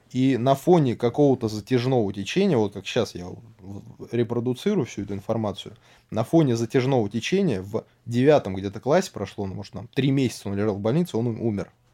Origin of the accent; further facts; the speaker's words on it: Serpukhov, Moscow Oblast, Russia; Город Серпухов. И э, рос я в, так сказать, медицинской, наверное, семье